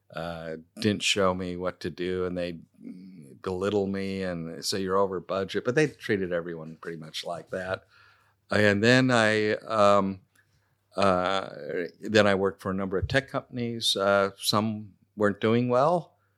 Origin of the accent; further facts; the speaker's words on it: Silicon Valley, California, United States; moved away as an adult; now in Adelaide, Australia; growing up in Silicon Valley, it was very materialistic